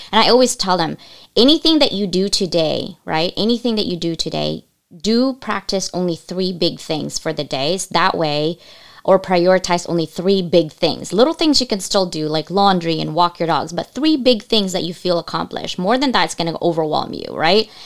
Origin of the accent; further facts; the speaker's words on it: United States; English is a second language; also born or lived in Asia; I couldn't speak English when I came to this country